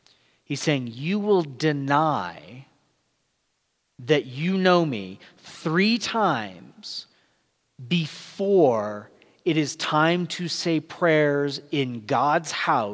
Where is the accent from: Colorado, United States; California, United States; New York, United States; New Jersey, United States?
California, United States; also born or lived in Florida / Georgia / Texas; I grew up in Southern California, at least for 9 years. There is an accent, but it's pretty light. But then we lived in places like Florida, Georgia, Texas, all very distinct accents.